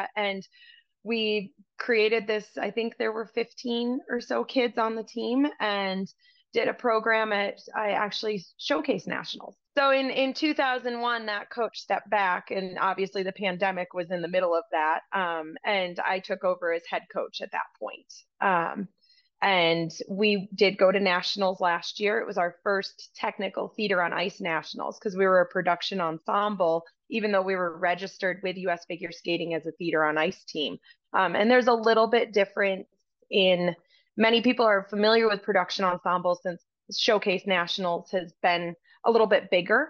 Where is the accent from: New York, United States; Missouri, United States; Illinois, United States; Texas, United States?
New York, United States; upstate; moved away as an adult; now in Spokane, United States; I'm originally from New York, and like many in the upstate New York area, winters were very, very long